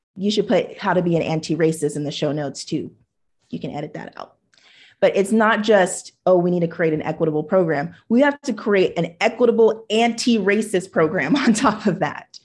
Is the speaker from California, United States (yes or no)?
yes; Huntington Beach, California, United States; also born or lived in Hawaii; the Japanese neighbors that I grew up with in Huntington Beach